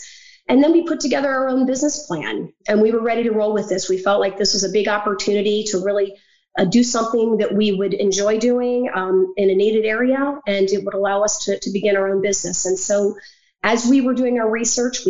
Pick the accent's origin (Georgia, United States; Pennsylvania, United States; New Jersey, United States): Pennsylvania, United States; moved away as an adult; also born or lived in Virginia; I grew up in Pennsylvania and was living in Virginia at the time